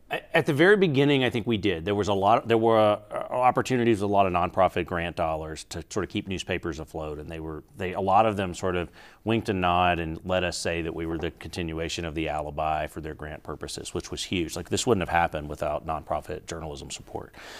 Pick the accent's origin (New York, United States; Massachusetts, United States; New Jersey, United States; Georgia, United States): Georgia, United States; now in Albuquerque, United States; I grew up in Georgia, back east